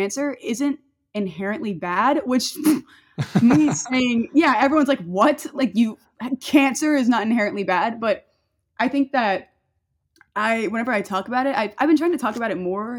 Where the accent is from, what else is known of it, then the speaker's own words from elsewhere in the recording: Northern Louisiana, United States; I'm from like Northern Louisiana, so it's not even like the fun part